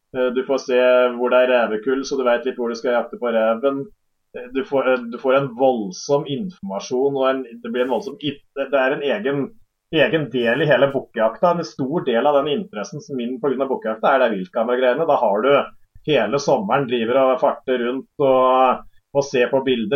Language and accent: Norwegian; Hadeland, Innlandet, Norway; Hjemme på Hadeland her